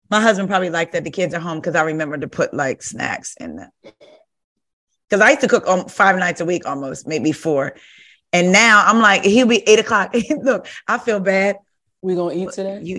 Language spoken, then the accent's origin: English; New Jersey, United States; moved away; I'm originally from Jersey